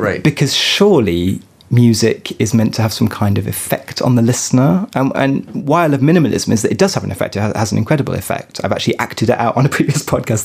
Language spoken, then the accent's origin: English; Paris, Île-de-France, France; here in my hometown of Paris